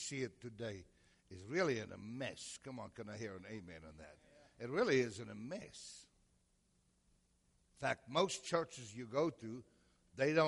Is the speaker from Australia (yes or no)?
no; South Africa; now in United States; From South Africa.